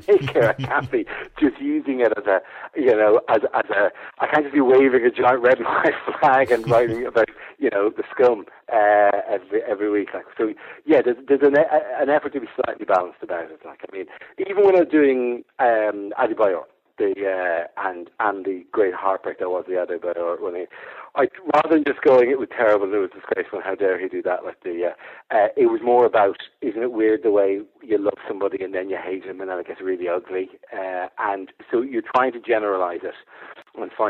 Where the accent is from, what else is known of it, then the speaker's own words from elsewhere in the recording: Ireland; now in England; being the Irishman, being slightly foreign alien